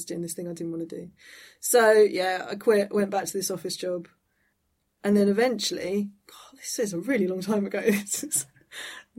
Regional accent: Eastbourne, South East England, United Kingdom; I'm from Eastbourne near Brighton

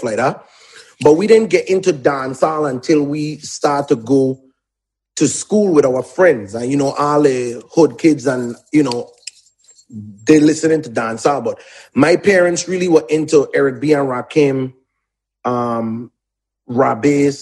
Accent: U.S. Virgin Islands; also born or lived in Atlanta, United States; now in United States; A lot of us grew up on St. Thomas

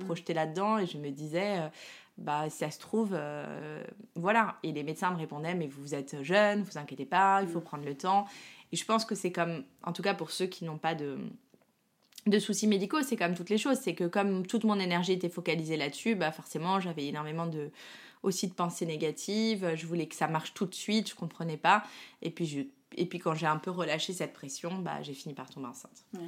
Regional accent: Paris, Île-de-France, France; moi, je suis parisienne

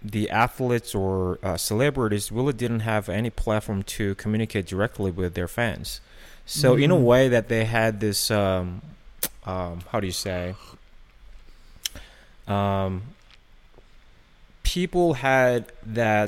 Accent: South Korea; moved away; I grew up in Korea

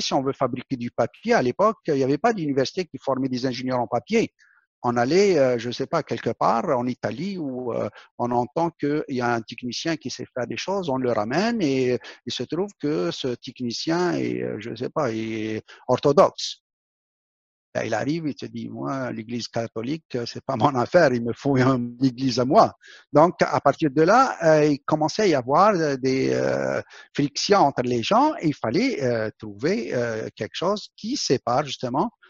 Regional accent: Algeria; mon pays natal, l'Algérie

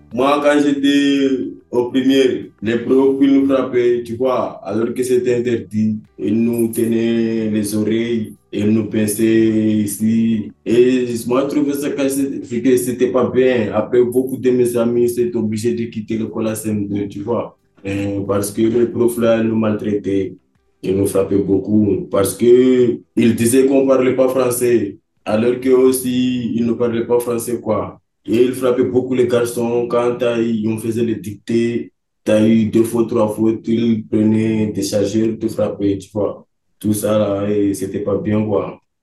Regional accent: Mayotte; suis né à Mayotte. J'ai grandi avec ma mère et mon beau-père

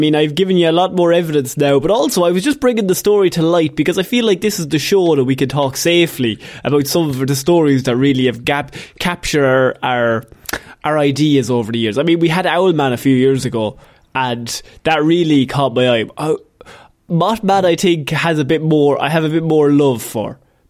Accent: Belfast, Northern Ireland, United Kingdom; And I'm also loving the Titanic these days as I'm from Belfast.

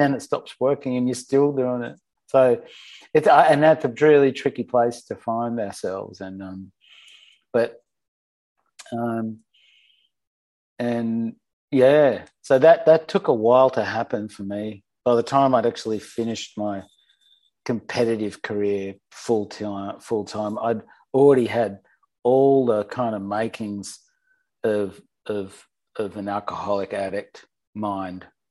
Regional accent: Sydney, New South Wales, Australia; born or raised there

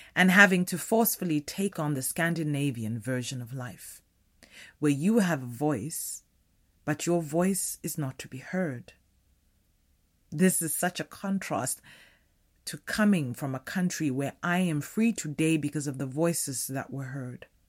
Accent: Limpopo, South Africa; I am a South African black woman, born in the late eighties of the tail end chaotic uprising of apartheid South Africa. Naturally, my birth came with no freedom. I was raised in the townships of the northern province of the country

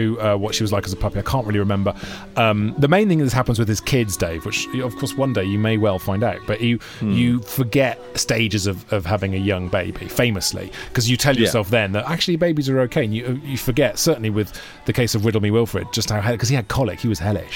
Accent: Monmouth, Wales, United Kingdom; now in London, United Kingdom; Monmouth Town. This is my hometown in South Wales

